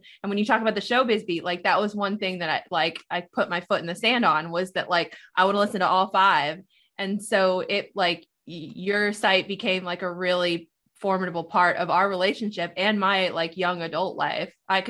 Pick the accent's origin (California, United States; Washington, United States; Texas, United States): California, United States; Manhattan Beach; moved away as an adult; also born or lived in Atlanta; So I'm from Manhattan Beach